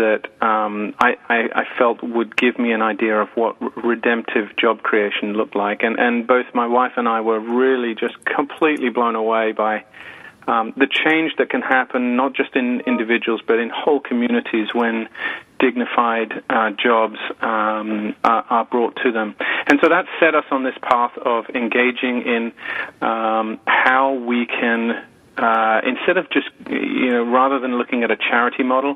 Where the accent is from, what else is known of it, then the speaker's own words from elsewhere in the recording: United Kingdom; moved away as an adult; as you can tell from my accent, I'm not from around here. I'm from the UK. My wife and I moved over with our three boys 6 years ago